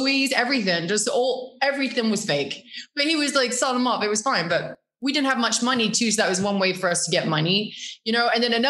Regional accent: Norwich, East of England, United Kingdom; Norwich is beautiful. First of all, Norwich is a city, but also it's a university town too.

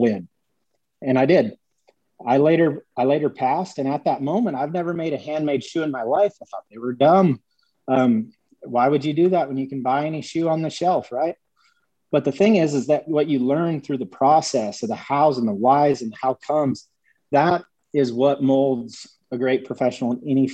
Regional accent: Dupree, South Dakota, United States; moved away; So I grew up in Dupree, South Dakota.

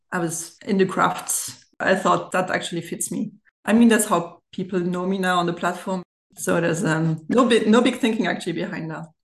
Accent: Germany; accent: German; English is a second language; now in France; I've grown actually in Germany and I'm bilingual. So I do speak French and German from a French German family.

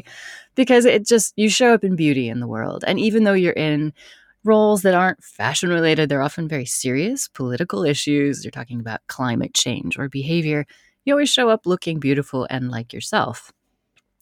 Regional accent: United States; I love being American

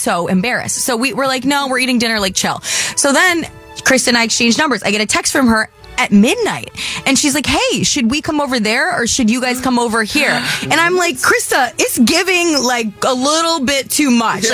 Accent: Michigan, United States; moved away; I grew up in Michigan

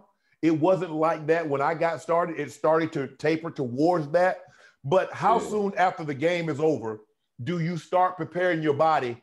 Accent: South Georgia, United States; I'm from Georgia. You and I, we're both from Georgia. You're from Norcross. I'm from South Georgia.

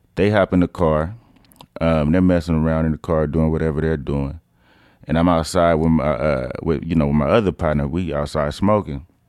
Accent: Oakland, California, United States; also born or lived in San Lorenzo, California; I'm from East Oakland. Uh, I moved there when I was about nine years old, from San Lorenzo.

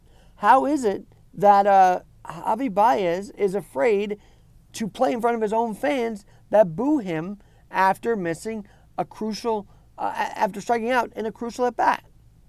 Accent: New York City, New York, United States; growing up around New York City sports

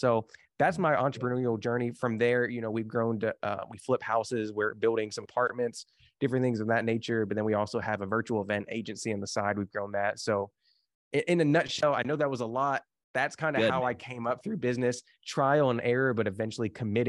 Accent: Kentucky, United States; I grew up in the Bible Belt. And so if the Bible Belt, for people don't know, like we down in like Kentucky here

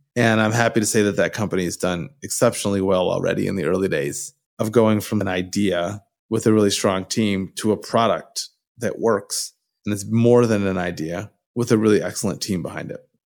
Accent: Michigan, United States; moved away as an adult; also born or lived in San Francisco Bay Area, California; now in Bay Area, United States; I was born in Michigan. I lived there till I was eighteen years old

